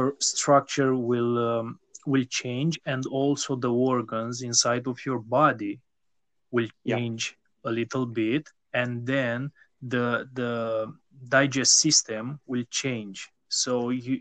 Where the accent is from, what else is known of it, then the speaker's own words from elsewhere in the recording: Romania; also born or lived in Bucharest; I am from Romania